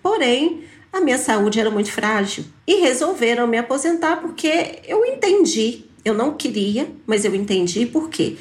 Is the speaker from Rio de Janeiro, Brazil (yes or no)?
no; Pires do Rio, Goiás, Brazil; morei com ela lá em Pires do Rio, que é a minha cidade natal, muitos anos